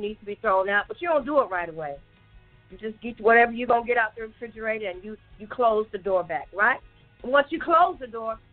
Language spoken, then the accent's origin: English; Chicago, Illinois, United States; my house growing up in Chicago